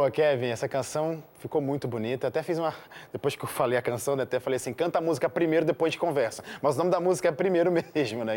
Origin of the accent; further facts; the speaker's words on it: Rio de Janeiro, Brazil; now in São Paulo, Brazil; eu sou do Rio de Janeiro